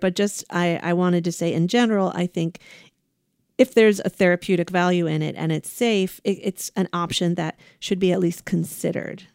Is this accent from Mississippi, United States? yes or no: no; Ohio, United States; now in California, United States; Ohio, my home state, Buckeyes